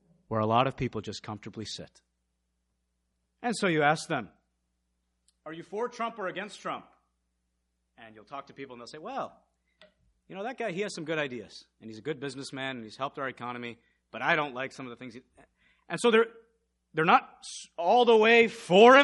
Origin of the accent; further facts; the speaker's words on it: Michigan, United States; also born or lived in Missouri; when we first moved to Michigan, we moved from Missouri.